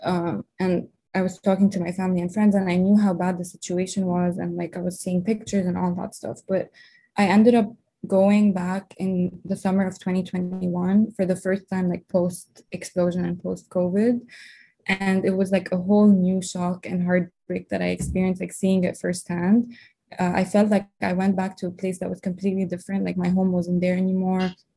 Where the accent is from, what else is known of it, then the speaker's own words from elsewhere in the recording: Lebanon; moved away as an adult; now in United States; I grew up in Lebanon. I was actually born here in the U.S., but my parents moved back when I was like two, and I grew up in Lebanon my whole life.